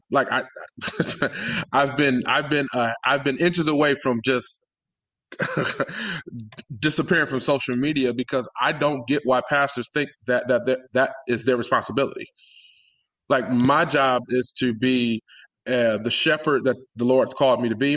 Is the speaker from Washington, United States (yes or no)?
no; Detroit, Michigan, United States; I grew up in Detroit, born and raised